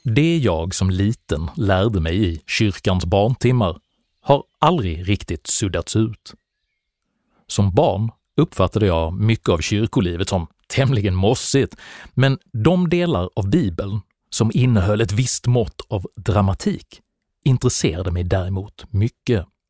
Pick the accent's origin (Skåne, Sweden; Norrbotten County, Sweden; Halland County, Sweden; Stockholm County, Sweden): Skåne, Sweden; Malmö; Jag växte upp i Malmö på 70-talet